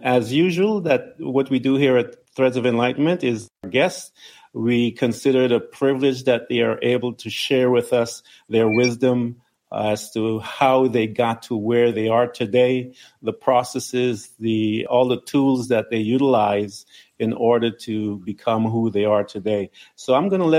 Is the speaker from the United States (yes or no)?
no; Guyana; I'm from British Guiana